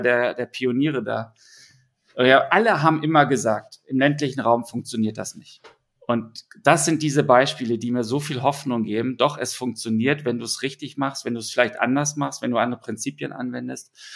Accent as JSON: {"language": "German", "region": "Berlin", "country": "Germany", "said": "Ich komme ja aus Berlin"}